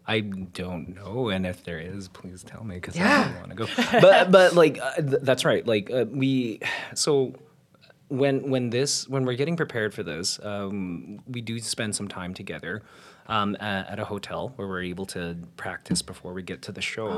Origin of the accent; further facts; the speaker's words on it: Winnipeg, Manitoba, Canada; now in Toronto, Canada; So I'm a Winnipegger, I'm uh, a Torontonian.